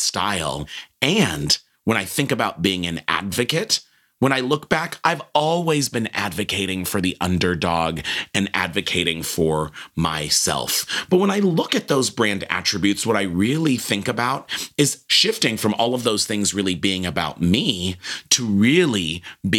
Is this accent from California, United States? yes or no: yes; Los Angeles, California, United States; I came from a background of growing up in Los Angeles